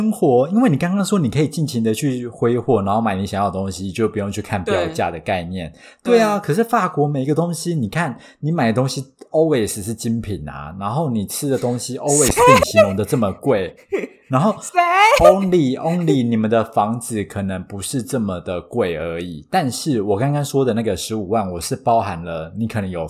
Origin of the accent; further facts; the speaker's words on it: Taiwan; 我是土生土长、没离开过亚洲、超 local 的秋歪。